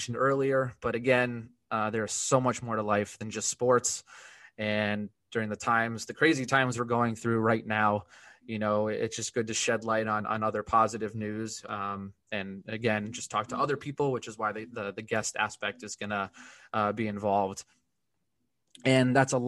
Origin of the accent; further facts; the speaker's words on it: Connecticut, United States; born and raised in Connecticut